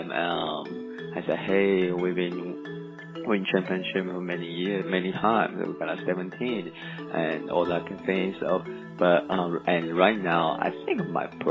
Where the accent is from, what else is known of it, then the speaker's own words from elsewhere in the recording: Taiwan; English is a second language; moved away as an adult; also born or lived in Japan / Mississippi, United States; now in Tuscaloosa, United States; I'm from Taiwan originally, but I'm half Taiwanese and half Japanese. So I pretty much live in Taiwan, Japan for like 10 years.